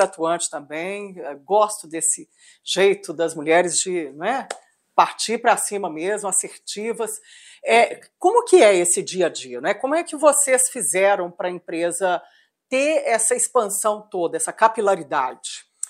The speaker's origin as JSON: {"language": "Portuguese", "region": "Minas Gerais", "country": "Brazil", "said": "como mineira"}